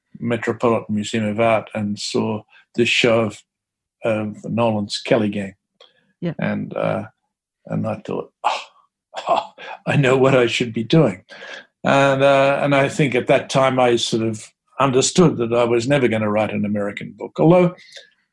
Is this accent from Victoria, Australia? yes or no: yes; Bacchus Marsh, Victoria, Australia; moved away as an adult; also born or lived in Geelong; now in New York, United States; I grew up in Bacchus Marsh, you know, which is predominantly working class, lower middle class town